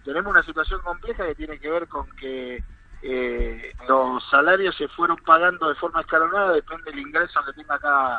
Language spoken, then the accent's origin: Spanish; El Bolsón, Río Negro, Argentina; desde mi terruño, están ustedes, yo soy de allá